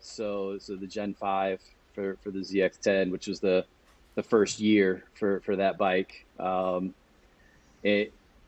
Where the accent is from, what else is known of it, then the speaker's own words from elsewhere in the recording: Monroeville, Indiana, United States; moved away as an adult; now in Cleveland, United States; growing up in my hometown of Monroeville